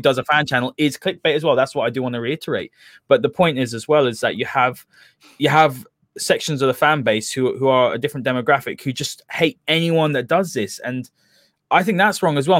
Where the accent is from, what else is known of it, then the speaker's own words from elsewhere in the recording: London, United Kingdom; I'm not from Manchester. you know, I'm from London way as well.